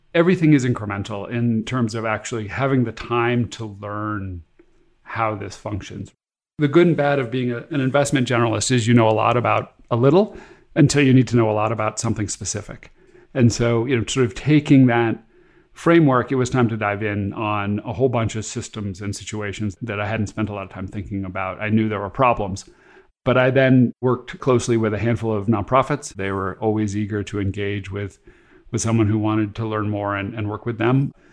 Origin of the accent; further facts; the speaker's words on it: California, United States; moved away as an adult; also born or lived in Boston; where I grew up in California